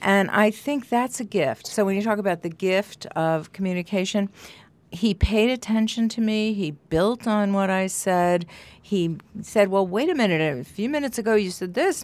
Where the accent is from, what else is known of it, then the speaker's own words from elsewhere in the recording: New York, United States; moved away as an adult; also born or lived in Amherst, Massachusetts; when I first moved here, I was from New York originally, and then I lived in Amherst, Mass